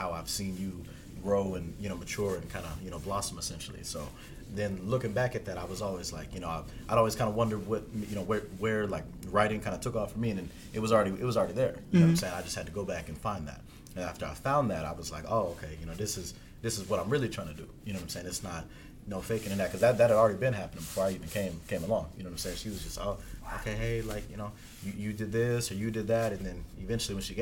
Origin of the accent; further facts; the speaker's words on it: East Coast, United States; moved away; not even being from, the, like, this state, essentially, like, I'm from the East Coast